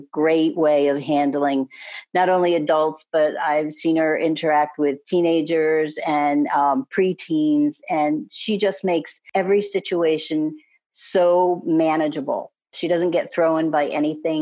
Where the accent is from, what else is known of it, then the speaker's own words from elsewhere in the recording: New England, United States; moved away as an adult; now in Annapolis, United States; I'm originally from New England, but I've lived in Annapolis, Maryland for the last 19 years.